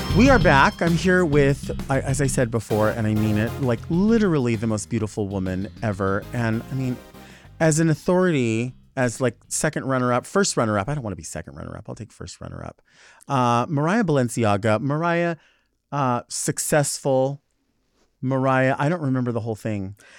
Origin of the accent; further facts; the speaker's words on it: Southern California, United States; I'm from Southern California